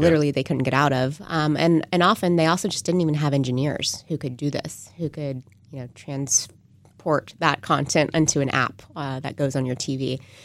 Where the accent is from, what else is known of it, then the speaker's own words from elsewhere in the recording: San Antonio, Texas, United States; moved away as an adult; also born or lived in Austin, Texas / Silicon Valley; I grew up in San Antonio